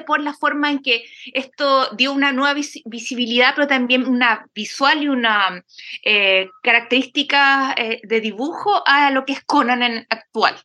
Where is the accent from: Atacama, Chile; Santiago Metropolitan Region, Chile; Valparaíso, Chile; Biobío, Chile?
Biobío, Chile; a town outside Concepción; yo vivía en un pueblo apartado de Conce